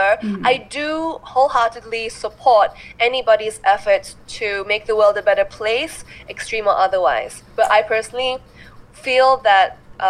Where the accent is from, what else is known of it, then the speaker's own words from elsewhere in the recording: Malaysia; I'm here as a Malaysian vegan